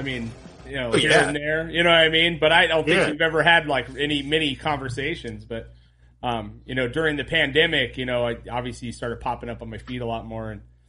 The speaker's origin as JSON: {"language": "English", "town": "Montalvo", "region": "California", "country": "United States", "tie": "born or raised there", "said": "I grew up right around the Mogs was the one down in Montalvo, right off Johnson."}